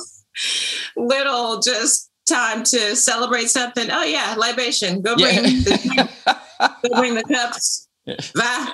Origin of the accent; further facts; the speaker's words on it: Los Angeles, California, United States; I'm growing up in the San Fernando Valley